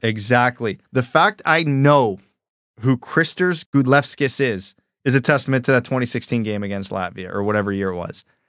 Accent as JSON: {"language": "English", "country": "Canada", "said": "I'm a Canadian"}